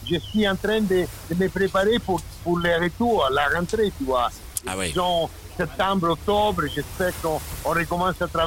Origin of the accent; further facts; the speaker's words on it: Rome, Lazio, Italy; French is a second language; moved away as an adult; also born or lived in Germany; je suis romain, donc je suis né à Rome, c'est ma, c'est, ma ville, disons. Mais c'est pas, c'est pas, c'est pas dans la ville, c'est à la mer. Ça veut dire 20 km de Rome.